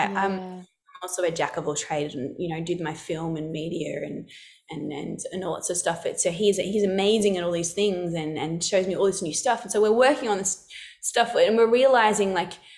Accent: Alice Springs, Northern Territory, Australia; I come from Central Australia, so Alice Springs

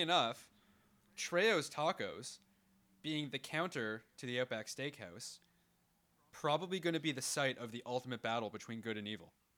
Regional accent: Canada; we're Canadian, we don't have too many different accents

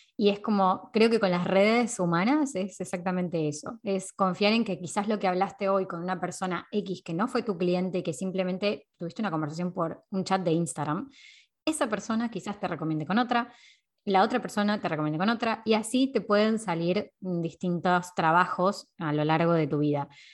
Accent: Temperley, Buenos Aires Province, Argentina; moved away as an adult; now in Valencia, Spain; Yo soy de Lomas de Zamora, de Temperley en realidad, de Buenos Aires. Eh, ahí nací.

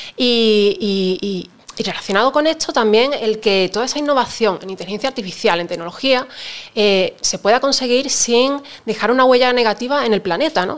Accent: Seville, Andalusia, Spain; cuando yo estudié ingeniería informática en mi tierra natal, en Sevilla

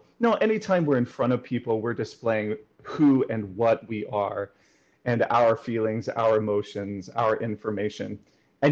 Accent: rural West Tennessee, United States; I grew up in Tennessee, in rural West Tennessee

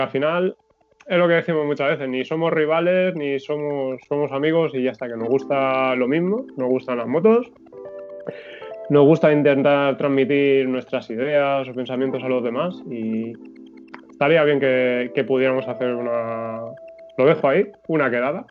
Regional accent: Valencian Community, Spain; soy valenciano, pero mis padres son de La Mancha

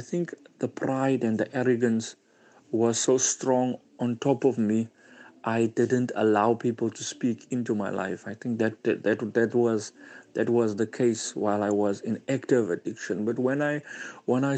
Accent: Cape Town, Western Cape, South Africa; I'm from Cryfontein, Cape Town.

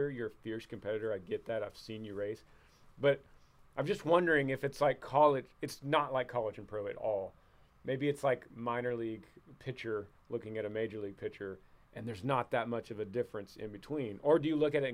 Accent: Texas, United States; But we grew up in Texas.

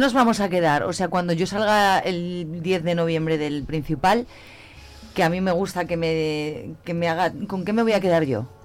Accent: Zamora, Castile and León, Spain; somos los zamoranos

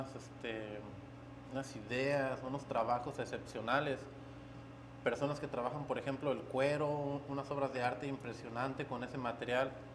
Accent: Guanajuato, Mexico; moved away; de donde soy de Guanajuato se, se trabaja mucho el barro.

